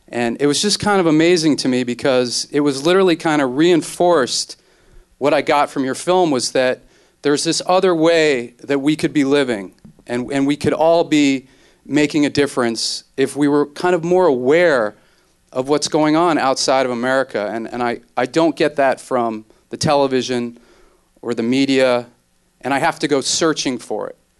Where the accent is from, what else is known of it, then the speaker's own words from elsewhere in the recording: New York, United States; now in Los Angeles, United States; I'm from New York, I live in Los Angeles right now